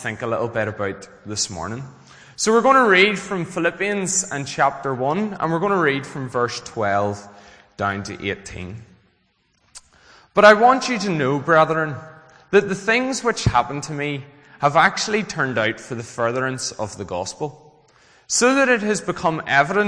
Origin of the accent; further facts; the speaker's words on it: Glengormley, Northern Ireland, United Kingdom; also born or lived in Belfast; I am from Glengormley Baptist Church. So that was the church I grew up